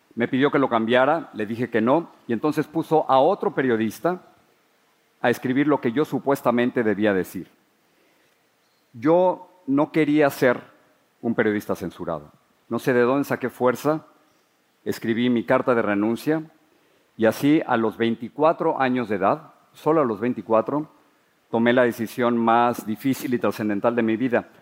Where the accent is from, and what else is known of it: Mexico City, Mexico; born or raised there; moved away as an adult; now in United States